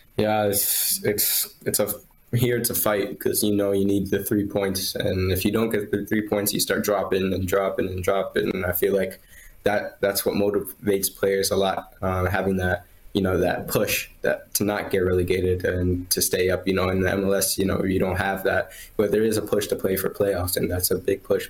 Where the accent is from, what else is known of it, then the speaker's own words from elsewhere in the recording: Virginia, United States; now in Wolfsburg, Germany; where I'm from, uh, in Virginia